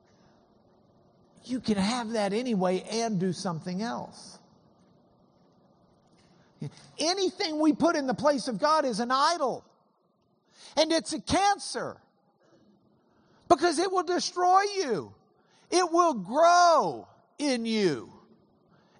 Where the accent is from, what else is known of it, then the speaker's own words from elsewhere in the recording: Lubbock, Texas, United States; I come from Lubbock